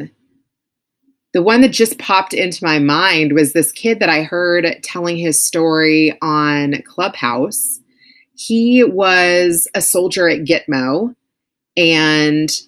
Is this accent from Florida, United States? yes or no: no; Louisville, Kentucky, United States; Louisville, which was like my hometown.